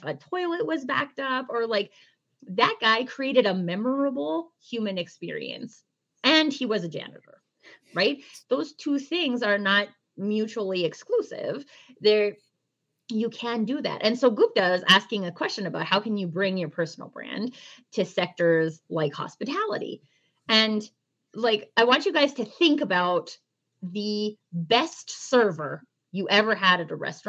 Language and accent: English; Canada; I'm Canadian.